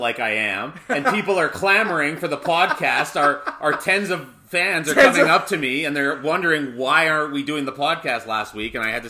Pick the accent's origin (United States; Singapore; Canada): Canada; Alberta; Just because we're from Alberta, we listen to a lot of country as well too.